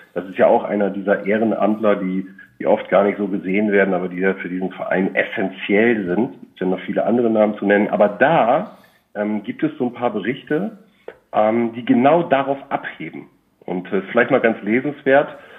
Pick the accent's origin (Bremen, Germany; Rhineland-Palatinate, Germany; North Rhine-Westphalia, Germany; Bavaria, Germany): Bremen, Germany; moved away; in meiner Geburtsstadt, Geburtsstadt äh, wohnhaft, also in Bremen